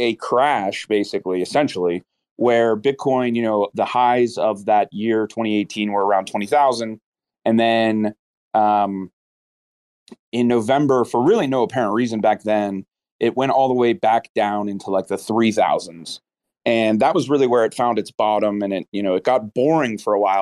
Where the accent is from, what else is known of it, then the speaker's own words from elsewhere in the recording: United States; we're American